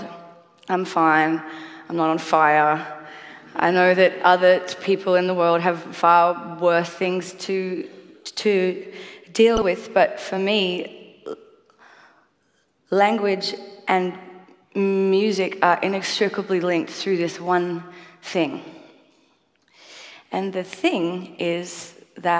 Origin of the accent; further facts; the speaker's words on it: Australia; I am a musician from Australia.